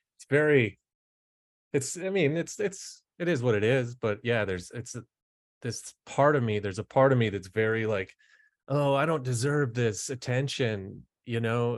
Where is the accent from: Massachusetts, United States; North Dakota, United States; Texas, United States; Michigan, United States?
North Dakota, United States; Fargo; I'm from Fargo, North Dakota